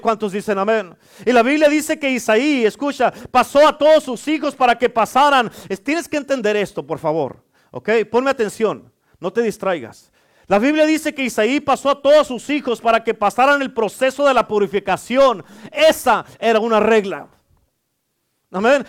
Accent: Durango, Mexico; yo soy de Durango

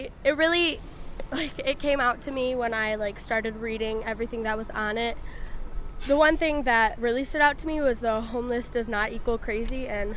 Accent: Hastings, Michigan, United States; I'm from Hastings, Michigan.

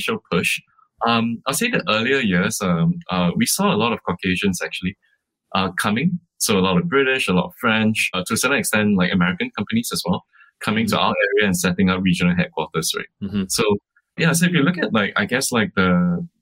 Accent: Singapore; born or raised there; first language English; also born or lived in Malaysia

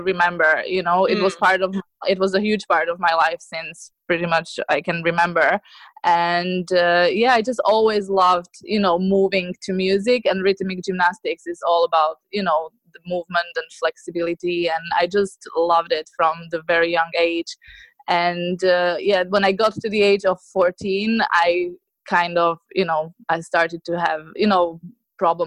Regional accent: Slovakia; moved away as an adult; now in Ireland; I moved to Ireland about 12 years ago. And before that, I'm from Slovakia

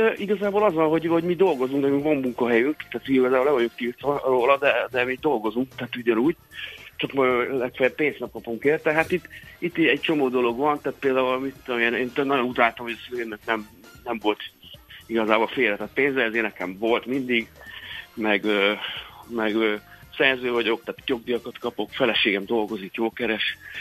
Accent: Saint Petersburg, Russia; now in Hungary; én Szentpéterváról származom, meg ott, ott születtem

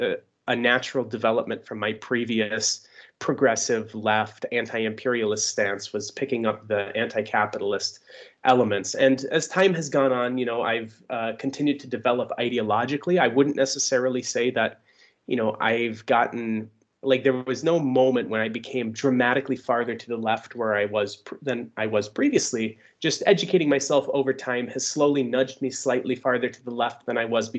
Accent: Upper Peninsula, Michigan, United States; accent: Upper Peninsula; moved away as an adult; also born or lived in Germany; now in Russia; my accent is from the Upper Peninsula

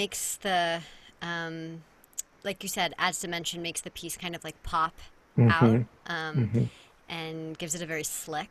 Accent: California, United States; moved away; also born or lived in Baton Rouge, Louisiana; where I grew up in California

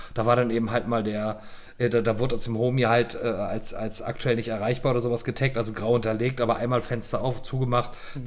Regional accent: North Rhine-Westphalia, Germany; also born or lived in Miami / Munich / Berlin; now in Prague, Czech Republic; ich bin 49 Jahre alt, ich bin am Niederrhein aufgewachsen

